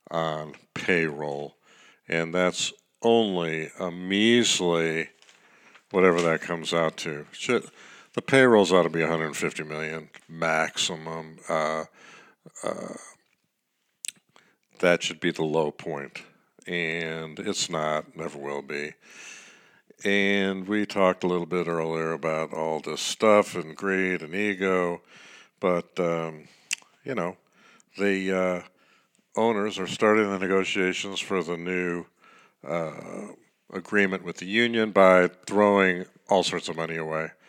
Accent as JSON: {"language": "English", "town": "Chicago", "region": "Illinois", "country": "United States", "tie": "born or raised there", "said": "I am in the Toddlin' and Town, Chicago, Chicago. That Toddlin' and Town is my hometown"}